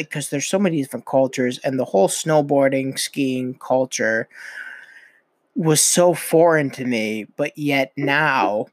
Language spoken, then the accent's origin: English; New Hampshire, United States; also born or lived in Vermont; I was born in Vermont, but I was raised in New Hampshire.